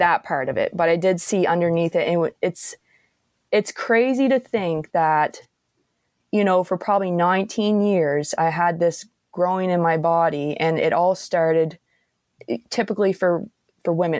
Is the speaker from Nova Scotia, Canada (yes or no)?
yes; Antigonish, Nova Scotia, Canada; where I'm from in, uh, Antigonish area there